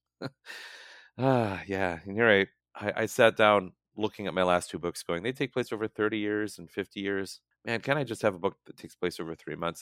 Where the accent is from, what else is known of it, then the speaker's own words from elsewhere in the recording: Hastings, Minnesota, United States; moved away as an adult; now in California, United States; When I was growing up in Hastings, often all I could think about was getting out of there